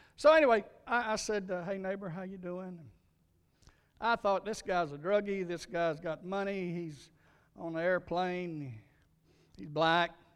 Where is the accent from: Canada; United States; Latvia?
United States; Louisiana; my little church where I grew up in Louisiana